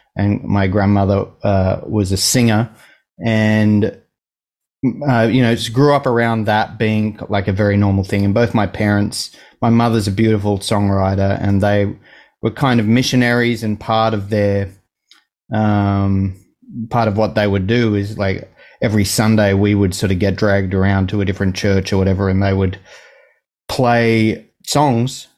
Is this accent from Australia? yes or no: yes; Gosford, New South Wales, Australia; now in Sydney, Australia; I was born like an hour and a half north of here. um, in a, a town called Gosford.